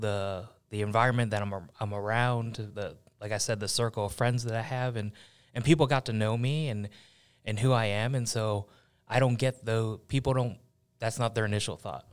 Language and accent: English; Buffalo, New York, United States; also born or lived in Cincinnati, Ohio; I was born in Cincinnati, raised in, in Buffalo, New York